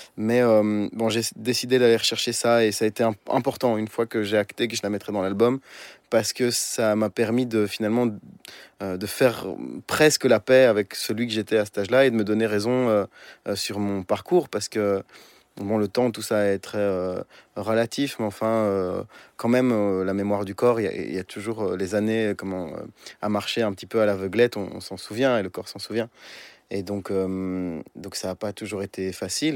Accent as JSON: {"language": "French", "town": "Brussels", "region": "Brussels-Capital Region", "country": "Belgium", "tie": "born or raised there", "said": "c'est ma ville natale."}